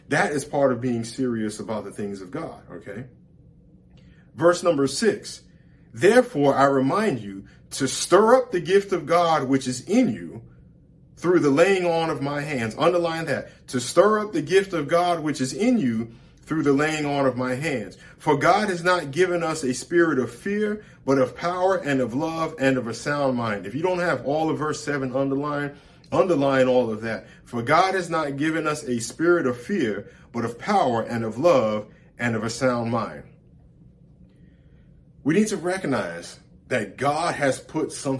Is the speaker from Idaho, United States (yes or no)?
no; New York, United States; as a kid growing up in New York